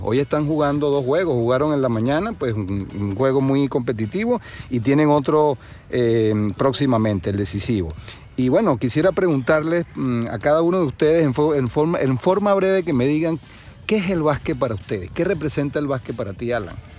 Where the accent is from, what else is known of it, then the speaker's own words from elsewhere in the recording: Margarita Island, Nueva Esparta, Venezuela; moved away; los que venimos de Venezuela pues especialmente de la isla de Margarita